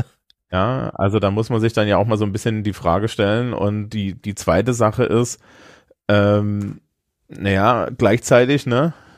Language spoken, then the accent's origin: German; Germany; als wir als Deutsche